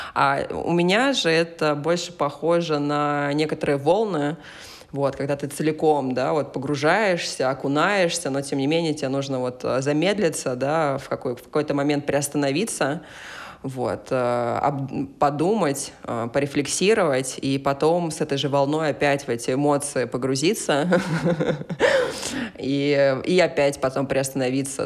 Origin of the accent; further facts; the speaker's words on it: Kaliningrad, Kaliningrad Oblast, Russia; мой родной город э, Калининград